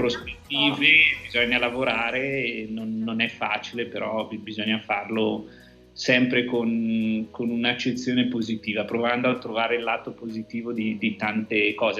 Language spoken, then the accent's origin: Italian; province of Bergamo, Lombardy, Italy; io vengo dalla provincia di Bergamo, noi siamo quelli che abbiamo sofferto di più